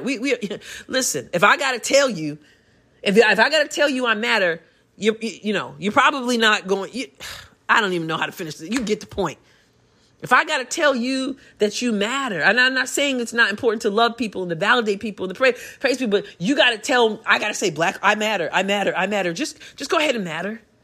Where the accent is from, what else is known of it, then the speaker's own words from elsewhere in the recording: United States; I'm a Christian before I'm anything else, before I'm an American even